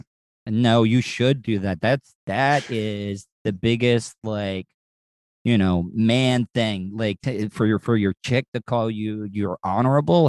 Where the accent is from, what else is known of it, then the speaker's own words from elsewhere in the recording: the South, United States; now in Florida, United States; they looked down on me as a Southerner